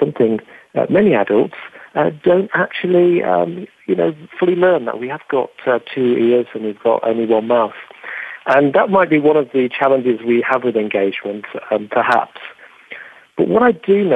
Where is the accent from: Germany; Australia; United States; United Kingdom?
United Kingdom; England; accent: English; my English accent